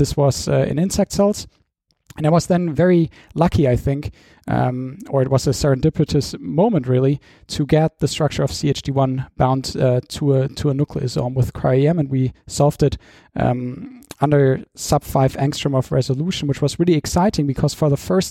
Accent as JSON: {"language": "English", "town": "Dortmund", "region": "North Rhine-Westphalia", "country": "Germany", "tie": "born or raised there", "also_born_or_lived": "London, United Kingdom", "moved": "as an adult", "said": "I went back to my hometown in Germany, which is Dortmund"}